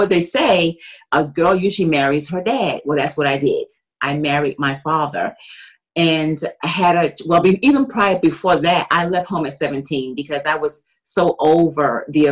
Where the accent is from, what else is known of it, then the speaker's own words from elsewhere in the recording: New York City, New York, United States; moved away; also born or lived in Washington, D.C.; I'm from Brooklyn, New York